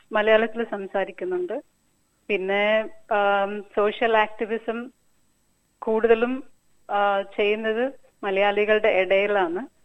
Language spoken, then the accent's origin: Malayalam; Hyderabad, Telangana, India; first language Telugu; Malayalam is a second language; now in Australia; ജനിച്ചത് ഹൈദരാബാദിലാണ്